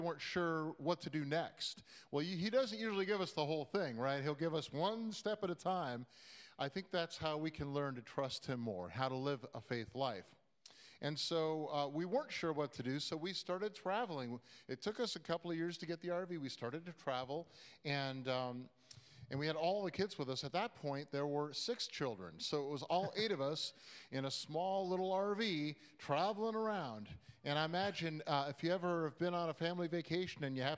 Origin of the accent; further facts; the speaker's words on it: Midwest, United States; moved away as an adult; also born or lived in Iowa / Boston / New York / Chicago; we grew up in the Midwest